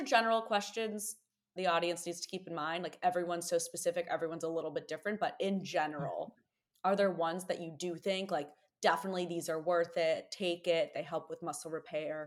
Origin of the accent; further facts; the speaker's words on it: New York, United States; as a New Yorker